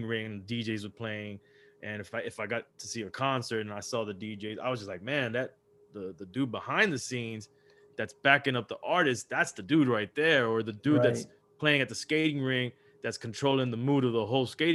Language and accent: English; Miami, Florida, United States; also born or lived in Los Angeles, California; moved over to Miami when I was pretty young and was raised out here in Miami.